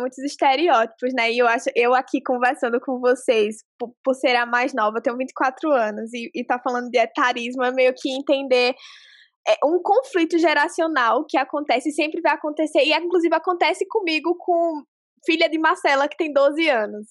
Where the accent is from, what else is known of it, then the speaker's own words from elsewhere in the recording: interior of Alagoas, Brazil; eu sou de uma cidade do interior de Alagoas